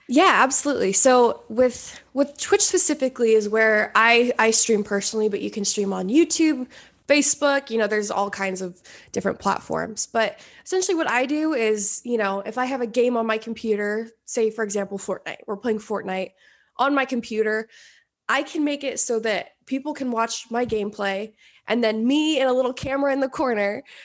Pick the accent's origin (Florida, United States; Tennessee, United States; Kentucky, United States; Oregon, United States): Oregon, United States; moved away as an adult; now in Los Angeles, United States; I, I grew up in Oregon